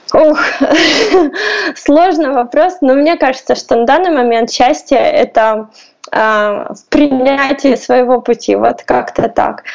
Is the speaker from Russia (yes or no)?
yes; Russia; also born or lived in Poland; now in Kyiv, Ukraine; Я из России